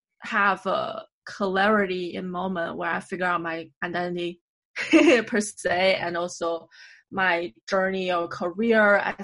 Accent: Beijing, China; now in New York, United States; we're both Beijinger.

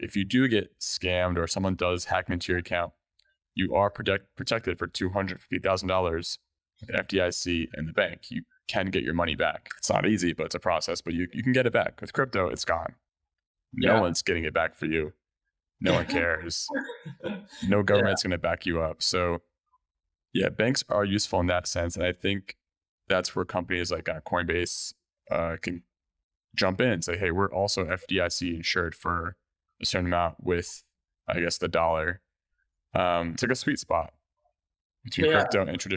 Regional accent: United States

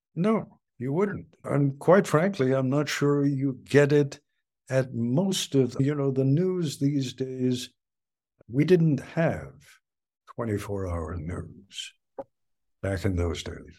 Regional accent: England, United Kingdom; now in United States; I was born in England and came to this country in nineteen fifty-three.

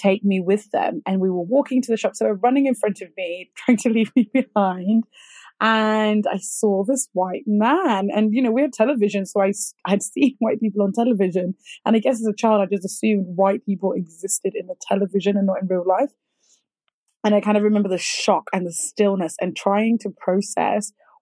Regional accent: Zimbabwe; I was born in Zimbabwe. And I remember I grew up in a small city / town

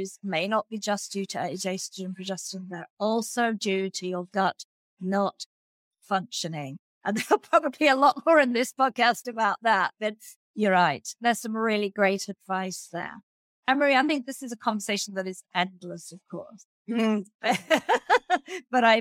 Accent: Australia; as an Australian

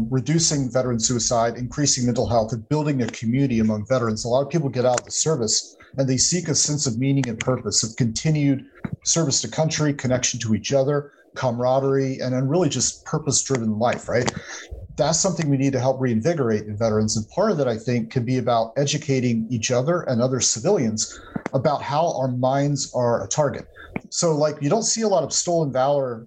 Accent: Atlanta, Georgia, United States; I grew up in Atlanta, Georgia

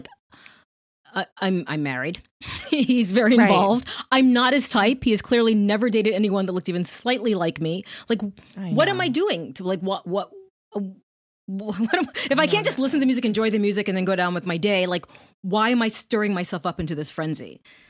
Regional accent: Jamaica; I don't know if you know, but my parents are from Jamaica. Jamaica. I'm Jamaican.

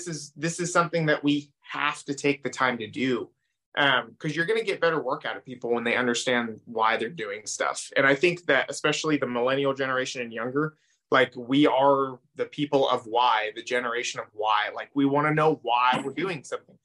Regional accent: Oregon, United States; moved away; I grew up in Oregon.

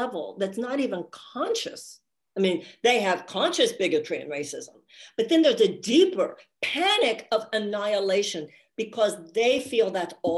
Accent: Houston, Texas, United States; I grew up in Houston

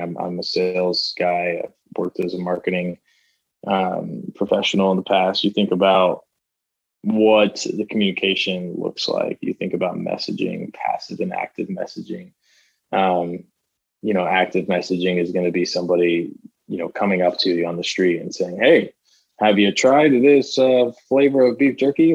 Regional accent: Florida, United States; I grew up in Florida

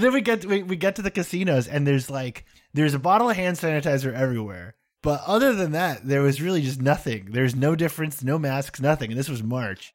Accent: United States; I'm American

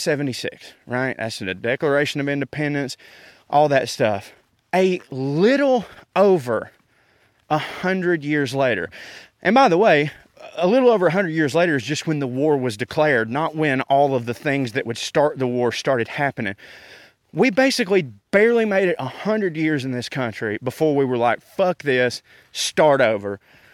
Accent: the South, United States; It does bother me when people assume that because I'm from the South, I'm a bigoted dum-dum.

